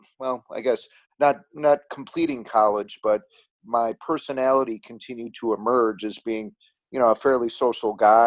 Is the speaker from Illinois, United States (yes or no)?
yes; Chicago, Illinois, United States; I grew up in a western suburb of Chicago, Illinois.